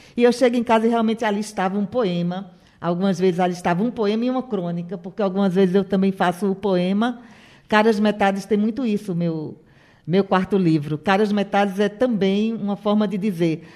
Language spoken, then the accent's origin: Portuguese; Caruaru, Pernambuco, Brazil; sou nascida em Caruaru, Matuta caruaruense